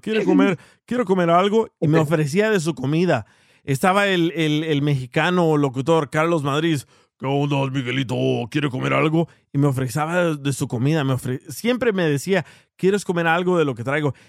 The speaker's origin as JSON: {"language": "Spanish", "country": "El Salvador", "said": "yo soy salvadoreño."}